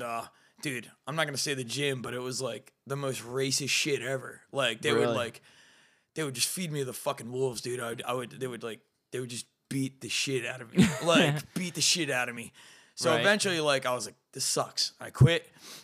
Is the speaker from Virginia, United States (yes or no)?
no; Malaga, New Jersey, United States; I grew up in Malaga, New Jersey, pretty much the poorest kid ever